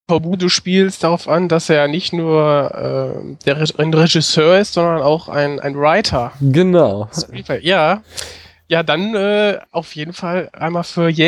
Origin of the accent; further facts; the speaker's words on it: Essen, North Rhine-Westphalia, Germany; now in Bochum, Germany; also ich bin aus dem Ruhrgebiet und äh, bin in Essen aufgewachsen, bin dann nach Bochum gezogen, gehe ja auch zur Uni.